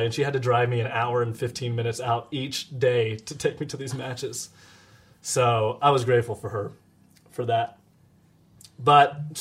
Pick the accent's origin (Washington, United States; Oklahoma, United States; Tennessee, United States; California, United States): Tennessee, United States; Nashville; moved away as an adult; also born or lived in Georgia / Dallas; I grew up in Nashville